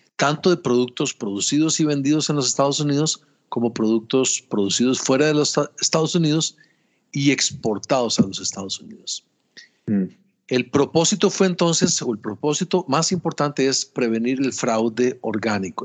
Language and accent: Spanish; Costa Rica; yo soy ingeniero agrónomo, soy costarricense